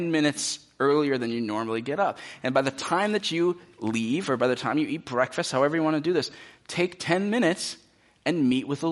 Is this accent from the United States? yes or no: yes; United States; many of us as American Christians